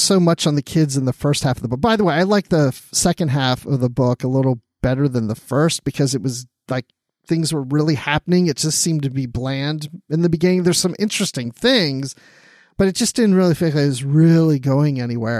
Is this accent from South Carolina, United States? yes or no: no; Maryland, United States; I grew up in Maryland